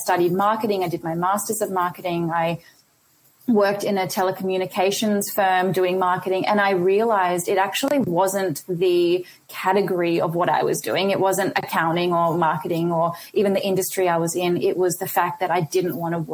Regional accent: Australia; also born or lived in India; I was born in India and I came to Australia when I was 3.

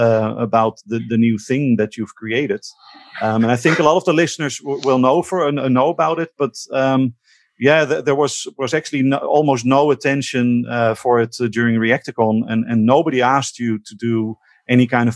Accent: Netherlands; accent: Dutch; English is a second language; my accent is going to be very, very Dutchy

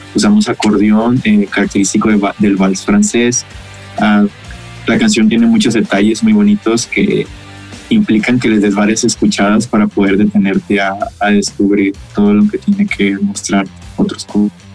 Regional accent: Mazatlán, Sinaloa, Mexico; de Mazatlán, Sinaloa

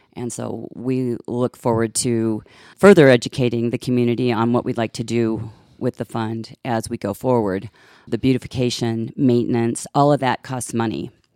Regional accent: central Illinois, United States; also born or lived in Chicago area, western suburbs; I'm originally from, uh, Illinois, central Illinois is where I was raised.

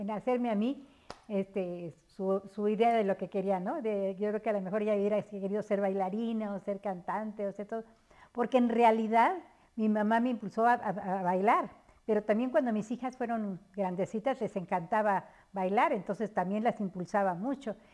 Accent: Mexico City, Mexico; moved away as an adult; now in State of Mexico, Mexico; yo vivo, nací en el Distrito

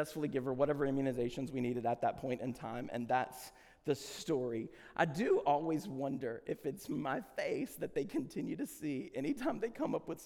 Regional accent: the South, United States; we are from the South

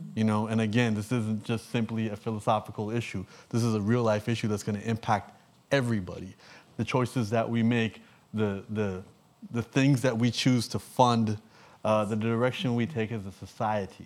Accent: Canada; I'm from Canada.

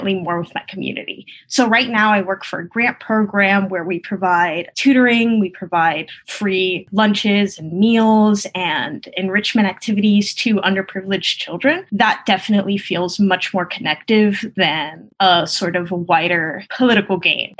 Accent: Hialeah, Florida, United States; English is a second language; I come from a working class neighborhood outside of Miami called Hialeah

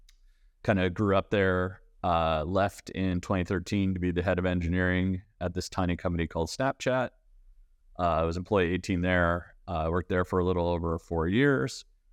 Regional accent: Canada; So I'm Canadian. I grew up kind of around Canada. I went to the University of Waterloo.

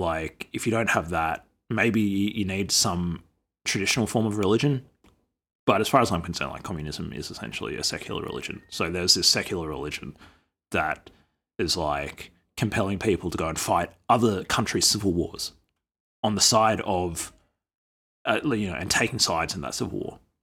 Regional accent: Australia; as an Australian, as an Indigenous Australian

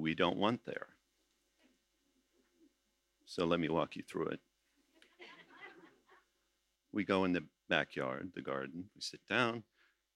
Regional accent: United States; They know I'm American

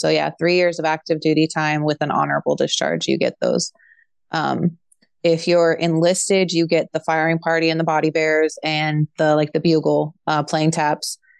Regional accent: Bay Area, Northern California, United States; moved away as an adult; also born or lived in Fresno, California; now in Moline, United States; I'm originally from the Bay Area in California, Northern California

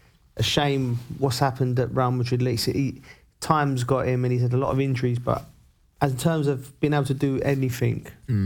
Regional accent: London, United Kingdom; as we come from North London

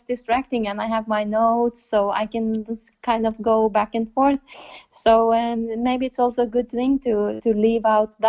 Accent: Norway

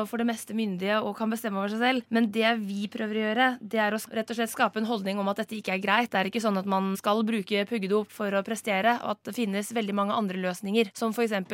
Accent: Vestland, Norway; Jeg er 22 år, og jeg kommer fra Hardanger.

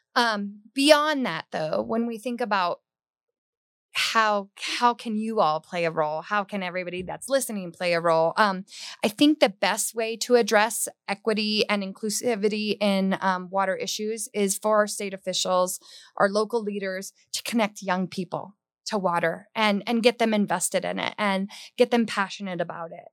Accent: Hawaii, United States; now in Colorado, United States; growing up in Hawaii

